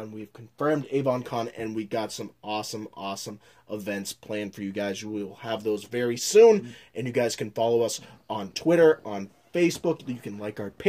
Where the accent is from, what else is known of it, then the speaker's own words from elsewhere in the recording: Connecticut, United States; moved away; I am originally from Connecticut with my Connecticutites.